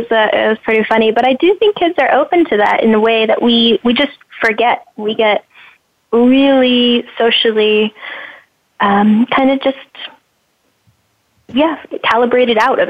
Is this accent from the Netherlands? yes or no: yes; Netherlands; moved away; also born or lived in Los Angeles; I grew up in the Netherlands